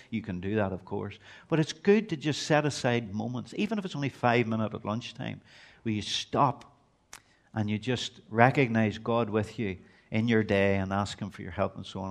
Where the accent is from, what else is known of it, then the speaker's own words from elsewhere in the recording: Belfast, Northern Ireland, United Kingdom; moved away as an adult; now in Portadown, United Kingdom; I'm originally from East Belfast